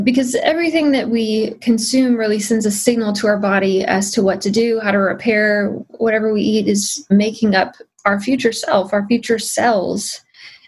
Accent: Midwest, United States; I grew up in the Midwest

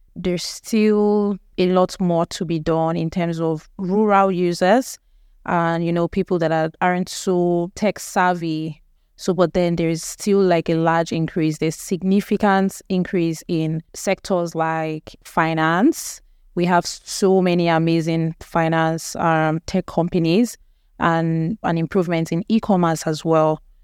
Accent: Nigeria; we are actually an English-speaking country, so our lingua franca is actually English

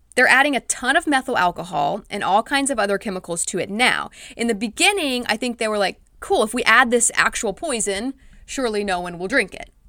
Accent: United States; growing up in the United States

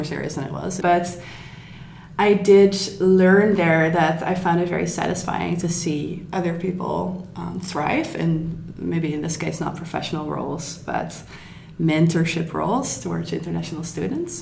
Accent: Netherlands; moved away as an adult; now in Berlin, Germany; I'm from the Netherlands

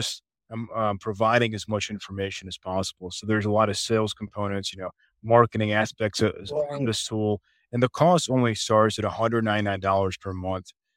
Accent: Chicago, Illinois, United States; moved away as an adult; now in Dallas, United States; I'm originally from the Chicago area

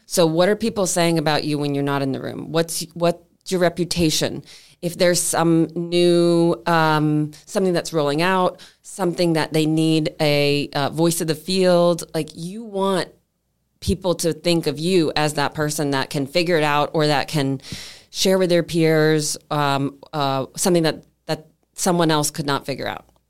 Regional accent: Clearwater, Florida, United States; moved away as an adult; also born or lived in Seattle; I grew up in Clearwater, Clearwater High, all the way, went to University of Florida

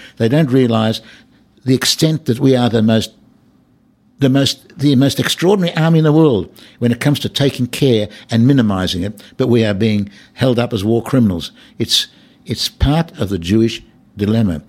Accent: Australia; now in Israel; I come from Australia where anti-Semitism is virtually negligible

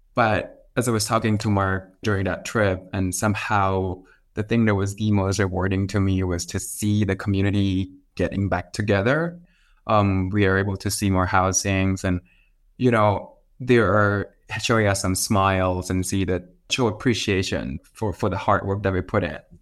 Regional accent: Thailand; I'm from Thailand

